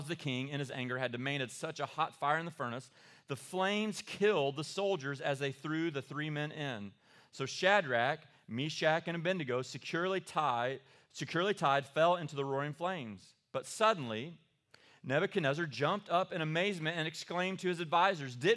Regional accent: Eastern Kentucky, United States; I am from Eastern Kentucky

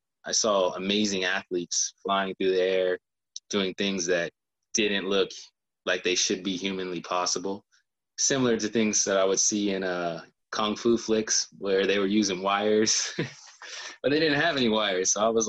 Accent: Elgin, South Carolina, United States; also born or lived in Columbia, South Carolina; raised in Elgin, South Carolina.

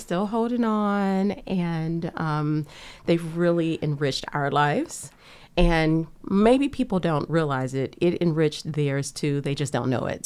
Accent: United States; growing up on the bayou

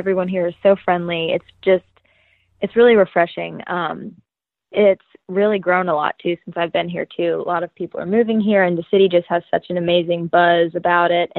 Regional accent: Boston, Massachusetts, United States; moved away as an adult; now in Nashville, United States; I'm originally from Boston, Massachusetts, and I moved to Nashville about 4 years ago

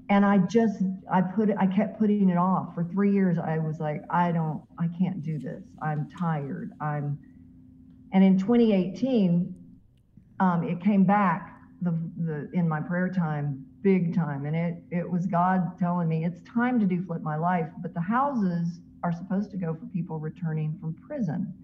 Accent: Mascot, Tennessee, United States; moved away; my hometown where I grew up of Mascot, Tennessee

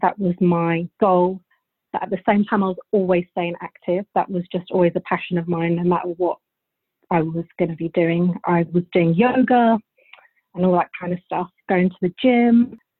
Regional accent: Bulgaria; now in United Kingdom; I'm actually from Bulgaria. I was born there, and my whole family's from there. So my whole childhood I spent in Bulgaria, and then we moved to England.

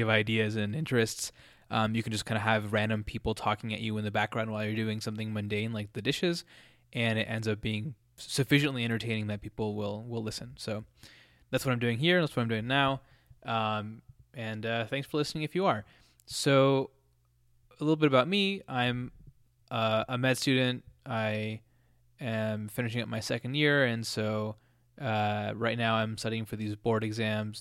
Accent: Colorado, United States; when you grow up in some in a place like Colorado

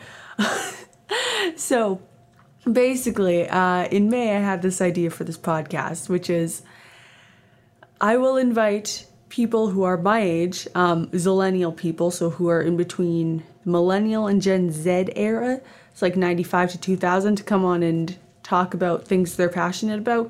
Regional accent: Canada; also born or lived in Edmonton, Alberta; I am Canadian. I live in Edmonton, Alberta, Canada.

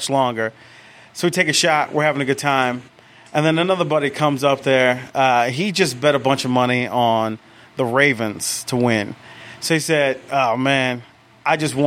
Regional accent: New Orleans, Louisiana, United States; now in Atlanta, United States; I'm from New Orleans

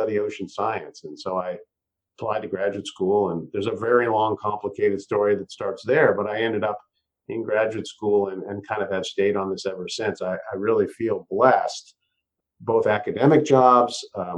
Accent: Massachusetts, United States; now in Santa Cruz, United States; I'm living in Santa Cruz now. I grew up in Massachusetts on the East Coast

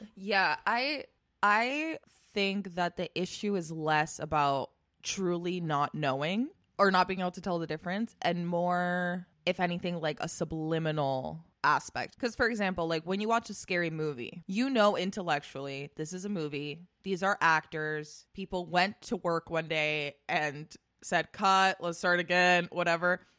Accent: Spain; now in United States; when I was growing up in Spain

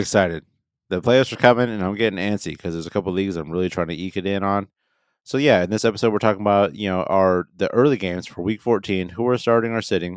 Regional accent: the Northwest, Pacific Northwest, United States; We're from the Northwest

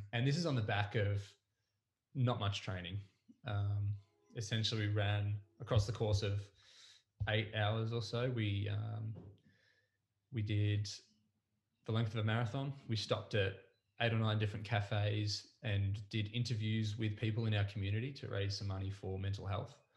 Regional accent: Mornington Peninsula, Victoria, Australia; I grew up on the Mornington Peninsula I went to school here. I was um, I was raised down this way

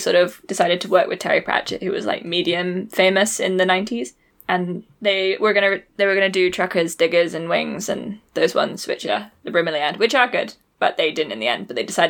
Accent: Wales, United Kingdom; One of the museum guides was like, where are you from? And I was like, I guess Wales.

